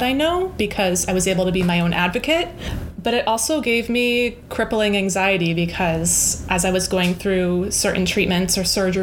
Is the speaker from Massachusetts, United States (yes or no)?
yes; Weymouth, Massachusetts, United States; moved away as an adult; also born or lived in California; I grew up in the South Shore in Weymouth, Mass.